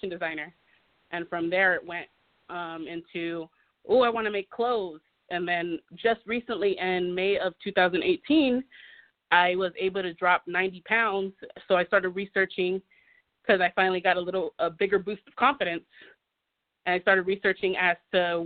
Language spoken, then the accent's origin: English; California, United States; moved away as an adult; now in Nevada, United States; I am from California. I've lived in Nevada for the last